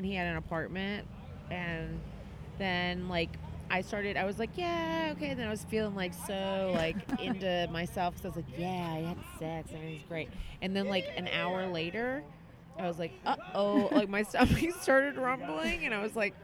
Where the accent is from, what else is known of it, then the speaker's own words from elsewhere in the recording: Mississippi, United States; I grew up in Mississippi